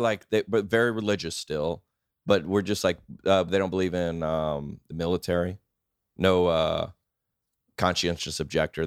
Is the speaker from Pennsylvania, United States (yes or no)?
no; Lilburn, Georgia, United States; I was born in Lilburn, Georgia.